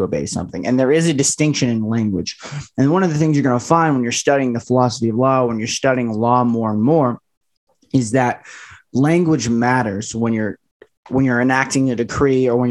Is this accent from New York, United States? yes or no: no; Las Vegas, Nevada, United States; I was born in Las Vegas, Nevada